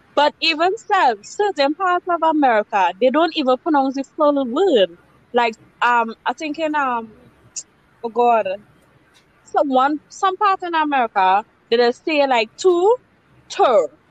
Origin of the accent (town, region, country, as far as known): Trinidad & Tobago